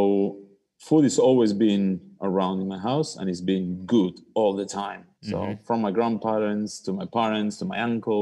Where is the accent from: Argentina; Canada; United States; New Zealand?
Argentina; Buenos Aires; moved away as an adult; also born or lived in London; now in Melbourne, Australia; I was born in Argentina, raised in Argentina